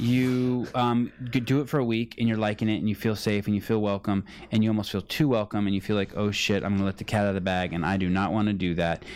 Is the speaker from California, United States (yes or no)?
yes; California, United States; I was from California